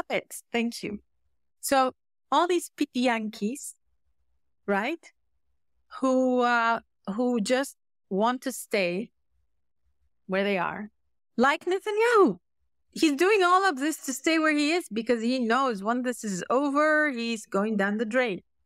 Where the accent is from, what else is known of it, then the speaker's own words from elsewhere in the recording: Syria; I was raised, I was raised in Syria.